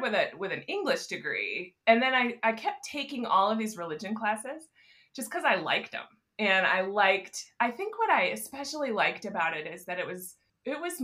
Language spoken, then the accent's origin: English; Grand Rapids, Michigan, United States; I grew up in Grand Rapids, Michigan, in the suburbs here